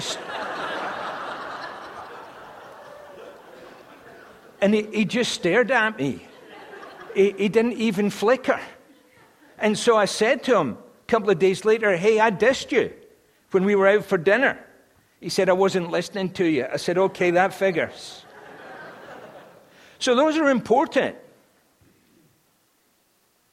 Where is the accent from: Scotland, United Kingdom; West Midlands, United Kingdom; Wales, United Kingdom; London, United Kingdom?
Scotland, United Kingdom; As a Scotsman